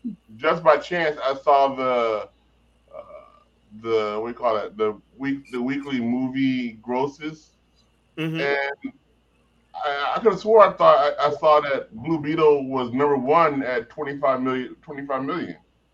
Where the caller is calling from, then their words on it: North Hollywood, California, United States; I'm calling from NoHo Bo. I haven't gotten a rhyme for NoHo yet